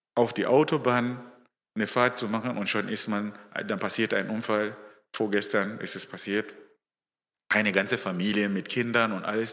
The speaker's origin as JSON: {"language": "German", "country": "Zimbabwe", "also_born_or_lived": "Stuttgart, Germany", "moved": "yes", "lives_now": "Germany", "said": "ich bin ein Afrikaner. Ich komme aus Simbabwe"}